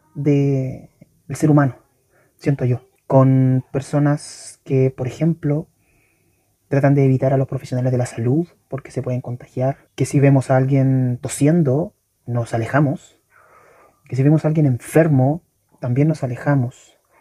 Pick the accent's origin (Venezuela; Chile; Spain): Chile; en mi país, eh, específicamente en la región metropolitana